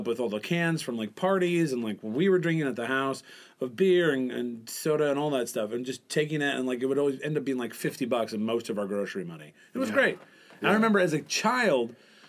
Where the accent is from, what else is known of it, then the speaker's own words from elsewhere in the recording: Michigan, United States; Well, I grew up in Michigan.